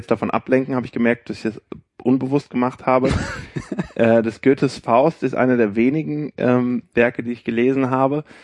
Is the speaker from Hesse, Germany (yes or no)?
yes; Frankfurt, Hesse, Germany; ich bin erstmal nach Frankfurt gegangen, ich komme ja aus Frankfurt, habe mal geguckt, wer ist dabei.